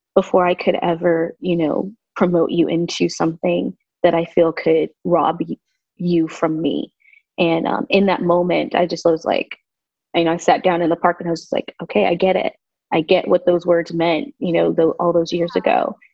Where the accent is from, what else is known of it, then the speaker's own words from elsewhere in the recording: Southern California, United States; also born or lived in Las Vegas, Nevada / Keller, Texas / New York; now in Northwest Florida, United States; I was born and raised mostly in California, Southern California.